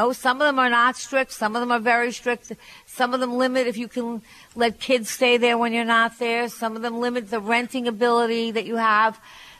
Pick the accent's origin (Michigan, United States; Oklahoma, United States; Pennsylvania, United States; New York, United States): New York, United States; Long Island; and I'm from Long Island. We didn't have that.